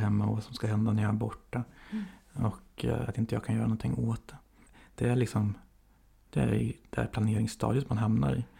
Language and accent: Swedish; Motala, Östergötland, Sweden; Där jag är uppvuxen. I Motala